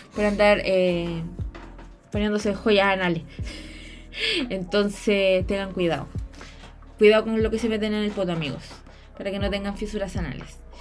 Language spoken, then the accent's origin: Spanish; Chile